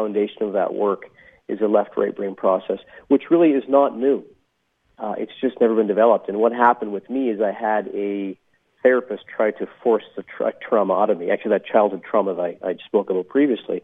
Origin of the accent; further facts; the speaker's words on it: interior of British Columbia, Canada; And I grew up in the interior of British Columbia in Canada.